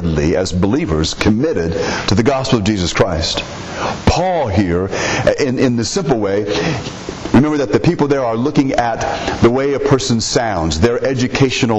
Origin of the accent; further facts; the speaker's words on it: United States; we are Americans